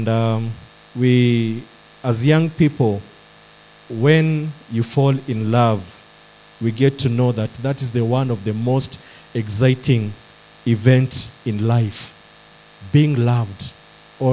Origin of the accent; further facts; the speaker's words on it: Nyandarua County, Kenya; I come from Nyandarua County. That's where I do my service